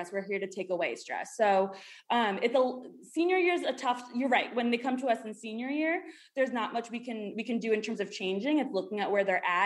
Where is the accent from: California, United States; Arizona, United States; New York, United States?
New York, United States; moved away as an adult; also born or lived in Miami; So I'm from New York originally, and then I went down south to the University of Miami